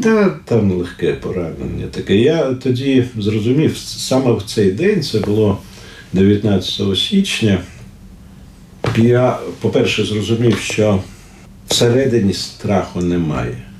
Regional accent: Kyiv, Ukraine; Ukrainian is a second language; also born or lived in Leningrad (Saint Petersburg), Russia; Я у е, Ленінграді народився, і коли мені було 5 років. Е, ми приїхали до Києва

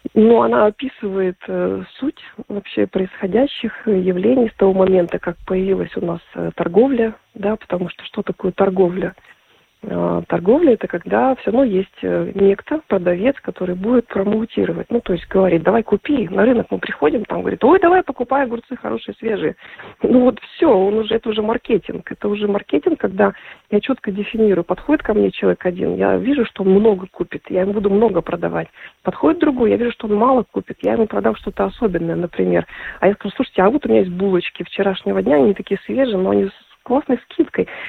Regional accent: Krasnoyarsk, Krasnoyarsk Krai, Russia; moved away as an adult; also born or lived in Latvia; Я сама из э, Сибири. Я приехала в Латвию, вот именно поступила э, там, там же в Красноярске я вот родилась

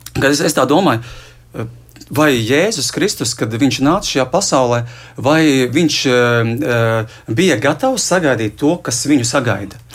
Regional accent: Liepāja, Latvia; es arī esmu no Liepājas.

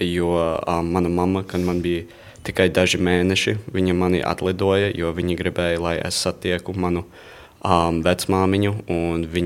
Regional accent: Latvia; Latvian is a second language; now in United States; Bet um, es nāktu atpakaļ, jo te arī ir mana dzimtene, un jo te visi mani radi ir, un mani draugi te ir un es gribu ar viņiem būt, un es gribu izbaudīt Latvijas kultūru

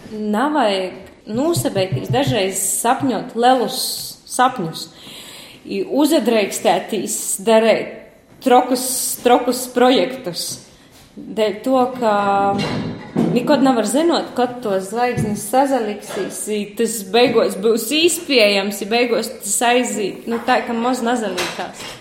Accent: Latgale, Latvia; accent: Latgalian; Latvian is a second language

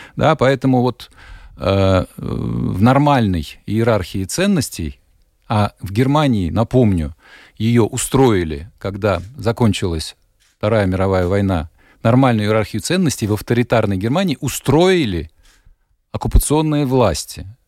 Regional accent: Riga, Latvia; now in Germany; я вот родом из Риги

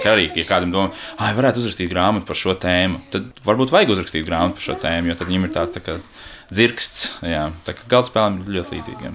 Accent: Riga, Latvia; Es purciemā esmu audis, jā. Es arī rīdzinieks esmu

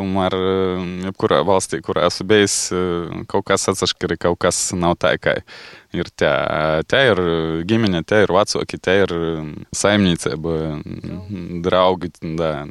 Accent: Rezekne, Latgale, Latvia

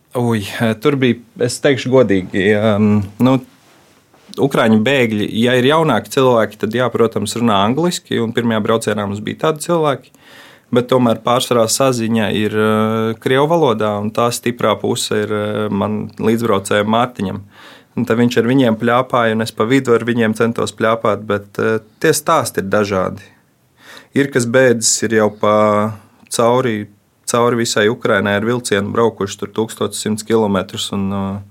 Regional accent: Cēsis, Latvia; es nāku no cēsīm

